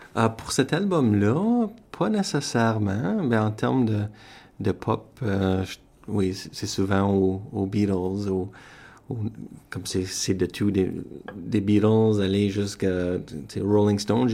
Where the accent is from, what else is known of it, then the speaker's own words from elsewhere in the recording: Sudbury, Ontario, Canada; je suis originaire de Sudbury, Ontario